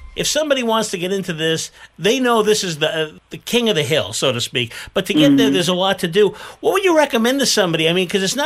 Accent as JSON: {"language": "English", "area": "Bay Area", "region": "California", "country": "United States", "tie": "born or raised there", "moved": "yes", "lives_now": "Las Vegas, United States", "said": "I remember growing up in the Bay Area"}